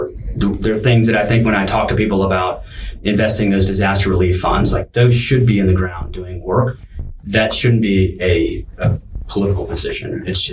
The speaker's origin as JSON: {"language": "English", "region": "Texas", "country": "United States", "said": "That's just being sensible Texan."}